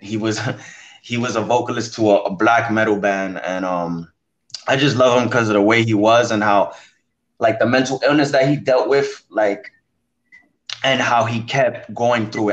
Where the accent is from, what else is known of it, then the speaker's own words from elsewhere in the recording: New York City, New York, United States; the Bronx influenced me heavy because I was born here, I was raised here